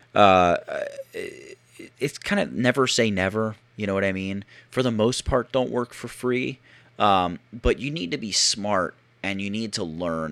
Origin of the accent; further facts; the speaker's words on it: Philadelphia, Pennsylvania, United States; I'm from the Philadelphia area